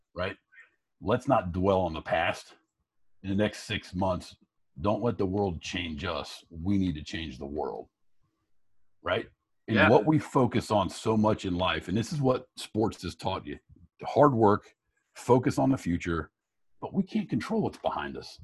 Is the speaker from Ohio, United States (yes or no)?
yes; Piqua, Ohio, United States; moved away as an adult; also born or lived in Fort Recovery, Ohio / Dayton, Ohio; now in Chicago, United States; I was born and raised in Fort Recovery